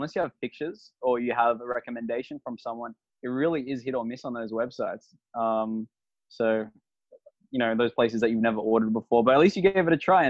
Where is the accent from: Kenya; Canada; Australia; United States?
Australia; Sydney, New South Wales; moved away; And I moved over here from Australia, Sydney, Australia, about 3 years ago, followed my heart over here.